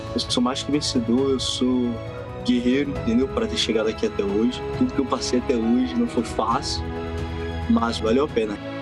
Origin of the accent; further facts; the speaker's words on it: Rio de Janeiro, Brazil; now in United States; Eu nasci e fui criado no Rio